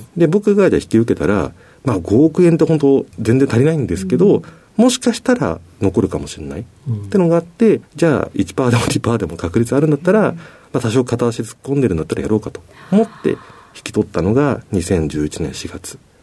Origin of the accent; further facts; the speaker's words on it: Tokyo, Japan; also born or lived in Osaka; 小学校3年生の時に、あの、町市の転勤で東京来まして